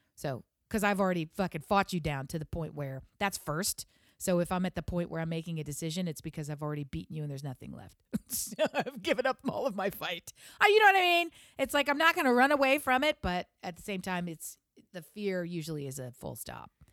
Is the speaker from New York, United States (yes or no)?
no; Delaware, United States; I'm from Delaware